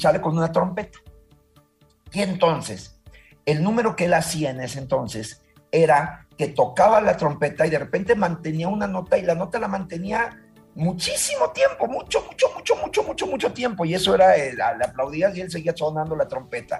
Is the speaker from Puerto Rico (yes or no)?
no; Mexico; México es mi país, lo amo y soy feliz de trabajar en mi país